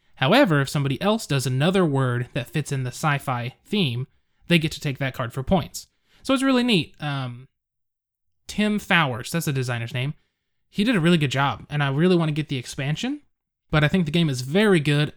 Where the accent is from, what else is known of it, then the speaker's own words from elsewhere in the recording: Edmond, Oklahoma, United States; my hometown. I live in Edmond, Oklahoma